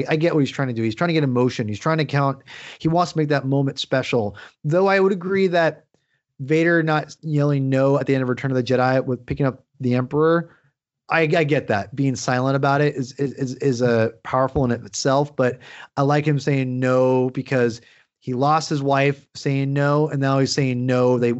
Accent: Washington, United States; And, I grew up 45 minutes outside of Seattle

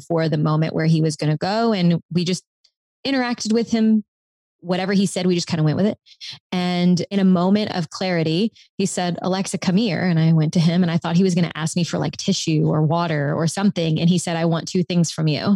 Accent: South Louisiana, United States; I'm from South Louisiana. And in my parish, the Orange Festival is the longest standing festival pageant

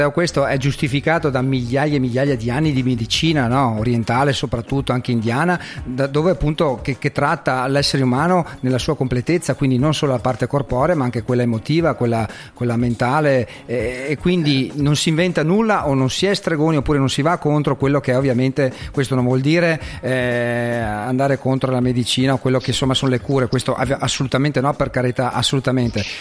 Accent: Veneto, Italy; anche in dialetto, noi che siamo veneti

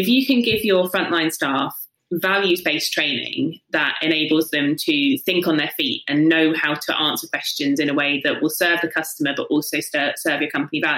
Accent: South East England, United Kingdom; From the south coast, so yeah, just Hampshire. Oh, yeah. But I don't have a Hampshire accent because that sounds sort of slightly.

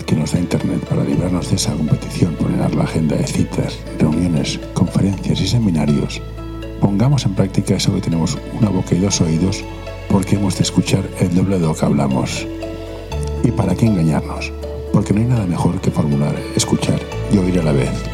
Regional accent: Barcelona, Catalonia, Spain; yo soy de Barcelona

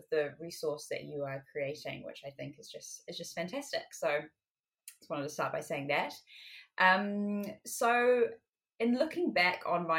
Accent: New Zealand; also born or lived in France / United Kingdom; now in Paris, France; Well, I was actually born in France, but I grew up in both the UK and in New Zealand

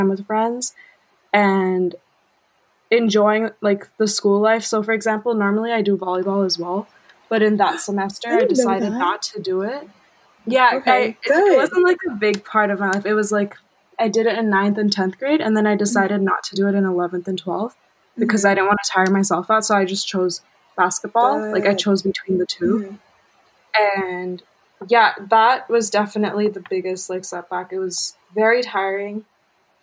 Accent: Bangkok, Thailand; moved away; I'm actually from Bangkok, as you know. So I studied in an international school

